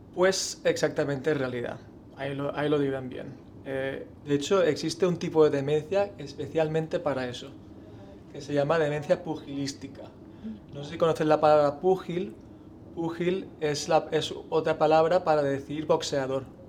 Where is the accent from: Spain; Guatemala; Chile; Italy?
Spain; como español